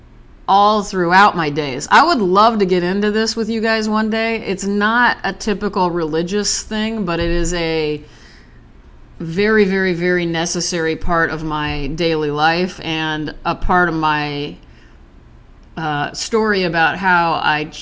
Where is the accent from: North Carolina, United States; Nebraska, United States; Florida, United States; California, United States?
Nebraska, United States; I'm from Nebraska